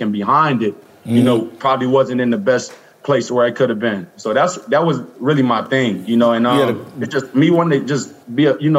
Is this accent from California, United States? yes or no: yes; Los Angeles, California, United States; born or raised there